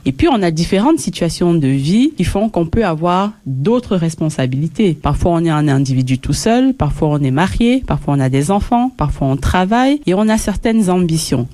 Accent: Belgium; je suis de la Belgique

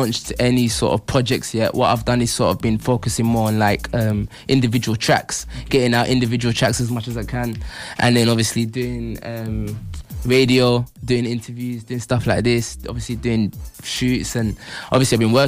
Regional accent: Derby, East Midlands, United Kingdom; also born or lived in London; Obviously, I'm from London originally, but growing up in Derby means that obviously I've been up north a lot

